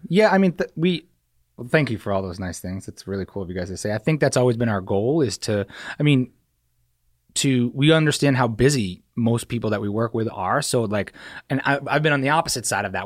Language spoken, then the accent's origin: English; New Hampshire, United States; moved away as an adult; also born or lived in Staten Island, New York; I was born in New York, and I, uh, moved to New Hampshire when I was, like, three or two, and I spent, like, all of high school and, you know, up through high school, graduated high school from New Hampshire